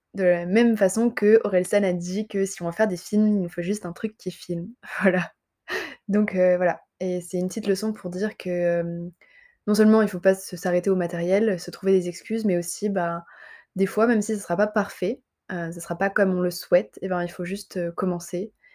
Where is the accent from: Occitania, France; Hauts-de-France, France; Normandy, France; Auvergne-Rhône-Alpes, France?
Occitania, France; Montpellier; also born or lived in Avignon; je suis montpelliéraine et euh, j'ai grandi dans le sud, globalement. Enfin, globalement, dans le sud, si on considère que Avignon c'est le sud